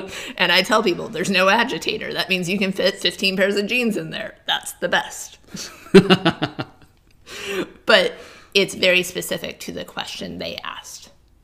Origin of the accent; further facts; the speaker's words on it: Massachusetts, United States; Like I always talk about, again, growing up on the Cape, we had crab fishermen and lobstermen and everything.